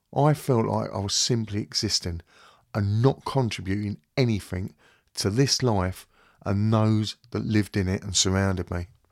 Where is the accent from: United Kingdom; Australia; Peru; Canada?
United Kingdom; London; now in Kent, United Kingdom; I'm originally from West London, and I'm now living in Kent with my wife and boys.